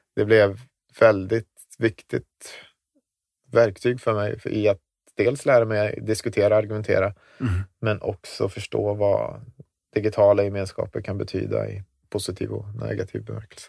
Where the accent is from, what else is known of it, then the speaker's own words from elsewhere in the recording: Visby, Gotland, Sweden; moved away as an adult; also born or lived in Zambia; Jag växte upp i Visby då. En stor del, största delen av mitt liv har ju varit där innerstaden